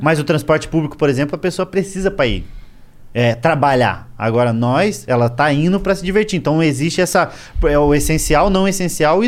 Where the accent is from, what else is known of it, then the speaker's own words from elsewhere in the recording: Pinhais, Paraná, Brazil; moved away; also born or lived in Curitiba; Eu morava, sou de, de Curi, nasci em Curitiba, mas morava em Pinhais